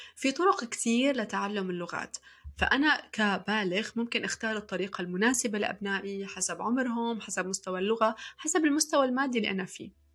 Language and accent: Arabic; Syria; also born or lived in Saudi Arabia; now in Montreal, Canada; في سنة 1998 كان اختيار اللغة الثانية في سوريا بالقرعة تماما مثل ما سمعتوا أنا شخصيا سحبت ورقة من كيس وكان مكتوب عليها إنجليزي